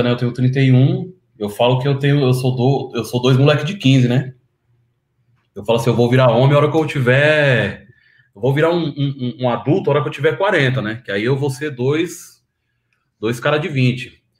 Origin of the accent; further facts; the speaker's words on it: São Paulo, Brazil; born there; Nasci em São Paulo. Minha família é tudo da Bahia, né? Mas eu nasci em São Paulo. Que bairro? Eu nasci no Butantã, ali no, no, no quilômetro 15 da Raposo Tavares.